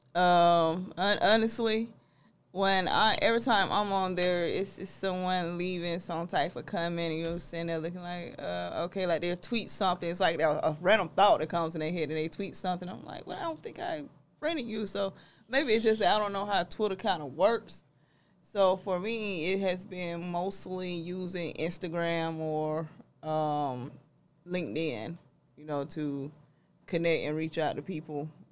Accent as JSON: {"language": "English", "region": "South Georgia", "country": "United States", "also_born_or_lived": "Albany, Georgia / Atlanta, Georgia", "said": "I'm from South Georgia"}